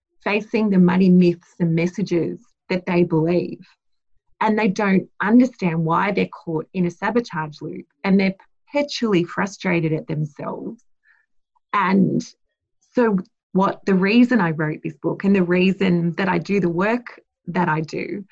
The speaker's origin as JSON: {"language": "English", "town": "Blacktown", "region": "New South Wales", "country": "Australia", "tie": "born or raised there", "said": "I was born in Blacktown Hospital."}